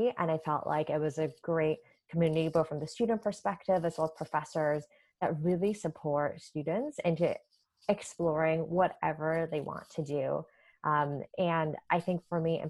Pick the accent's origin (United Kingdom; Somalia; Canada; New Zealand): Canada; moved away as an adult; also born or lived in New York; now in United States; it was also my first time living in the US. I'm originally from Canada.